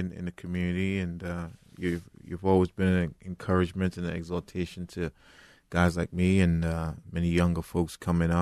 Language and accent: English; Trinidad & Tobago; moved away as an adult; now in United States; I'm originally from Trinidad and Tobago, and you know, I accepted the Lord at age 13